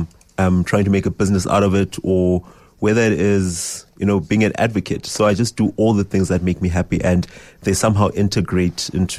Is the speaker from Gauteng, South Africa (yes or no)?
yes; Johannesburg, Gauteng, South Africa; because we're from Johannesburg, she was like, you'll go starve there.